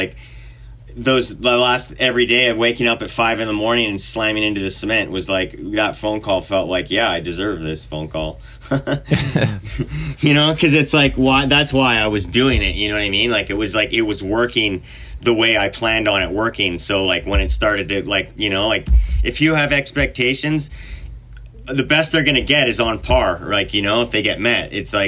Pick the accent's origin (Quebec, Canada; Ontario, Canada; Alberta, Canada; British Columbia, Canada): British Columbia, Canada; Vernon; Vernon, British Columbia.